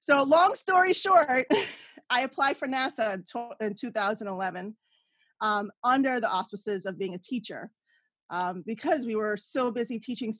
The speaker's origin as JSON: {"language": "English", "town": "New York City", "region": "New York", "country": "United States", "tie": "born or raised there", "also_born_or_lived": "Miami", "moved": "as an adult", "said": "I grew up in New York and then I lived in Miami for like 10 years. I came back"}